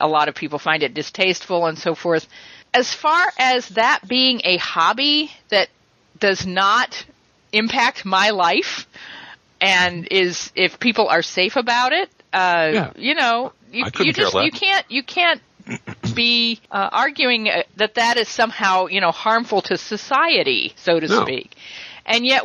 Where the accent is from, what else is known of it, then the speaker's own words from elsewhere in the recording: Western Pennsylvania, United States; Western Pennsylvania, very rural